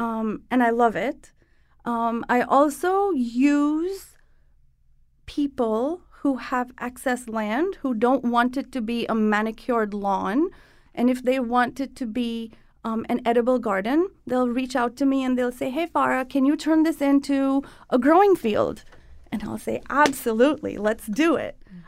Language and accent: English; Mumbai, Maharashtra, India; So I grew up in Bombay, and I spent the weekends in the countryside with families that homesteaded.